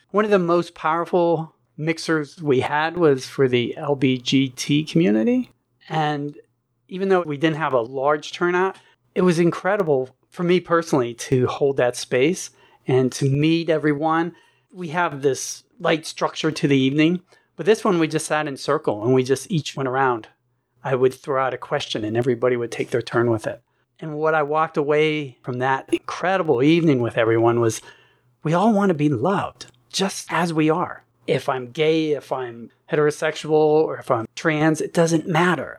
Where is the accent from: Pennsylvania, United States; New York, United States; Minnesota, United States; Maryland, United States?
Pennsylvania, United States; Pittsburgh; moved away as an adult; also born or lived in Fairfield, Iowa; now in Ashland, United States; I moved out west from Pittsburgh, Pennsylvania, is I remember I grew up in Pennsylvania